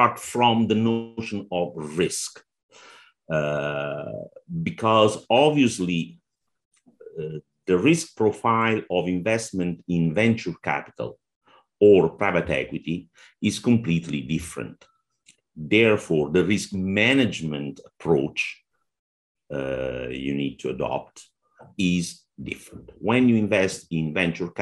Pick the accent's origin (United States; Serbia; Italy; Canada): Italy; accent: Italian; English is a second language; moved away; also born or lived in Oman; Italy, which is my home country